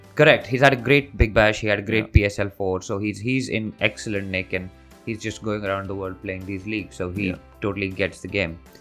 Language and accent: English; Delhi, India; I'm originally from Delhi